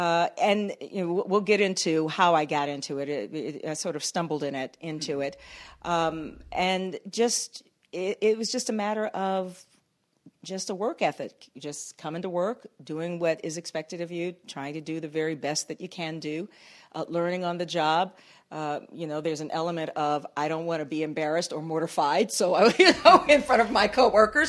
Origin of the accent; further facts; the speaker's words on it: Washington, District of Columbia, United States; moved away as an adult; also born or lived in Huntsville, Alabama / Atlanta; I grew up in Washington, D.C.